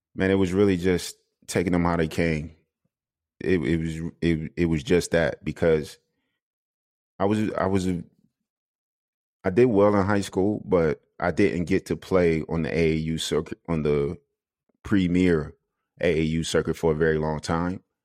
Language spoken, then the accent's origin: English; South Carolina, United States; moved away as an adult; now in Denmark; I'm, I'm from South Carolina